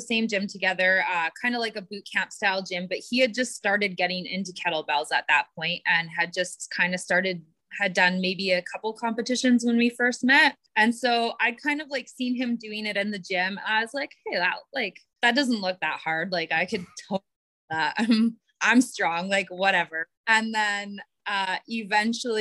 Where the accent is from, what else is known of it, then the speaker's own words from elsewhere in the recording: Prince George, British Columbia, Canada; I grew up in Prince George, which is in northern BC